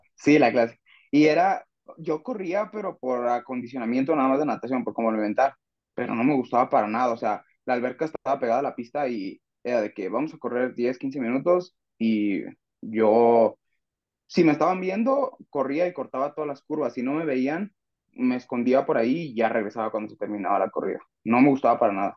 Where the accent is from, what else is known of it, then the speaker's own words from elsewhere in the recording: Zacatecas, Mexico; now in León, Mexico; soy de Zacatecas.